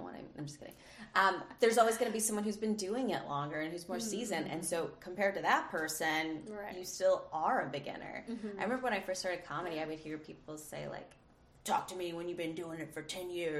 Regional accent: Indiana, United States; I'm from Indiana

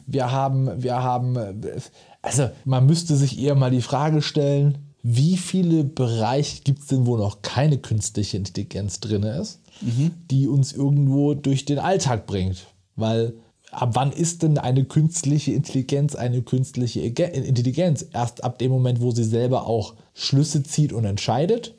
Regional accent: Mosbach, Baden-Württemberg, Germany; zu Schulzeiten hier bei uns in Moosbach-Neckar-Elster hinten draußen

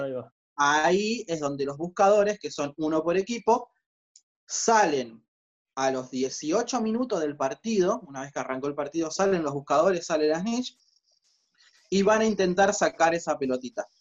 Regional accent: Rosario, Santa Fe, Argentina; nosotros somos de Rosario

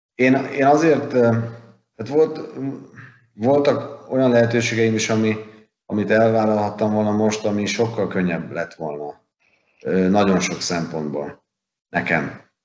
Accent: Hungary; nekem magyarként

